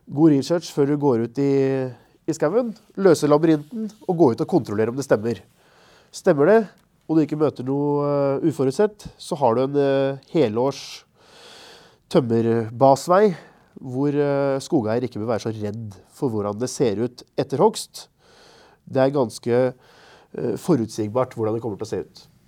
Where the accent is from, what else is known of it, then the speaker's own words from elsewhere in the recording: Marker, Østfold, Norway; jeg er fra Marker kommune, rett ved svenskegrensa